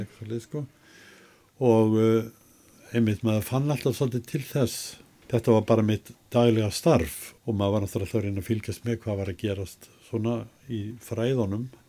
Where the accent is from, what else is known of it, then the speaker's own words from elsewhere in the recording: Reykjavík, Capital Region, Iceland; also born or lived in Sweden; ég fættur og upp alveg í Reykjavík